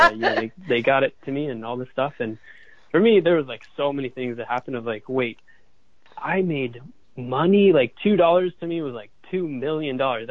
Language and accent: English; Boulder, Colorado, United States; moved away as an adult; also born or lived in San Francisco, California; I grew up in Boulder, Colorado, and we have amazing sunsets out there.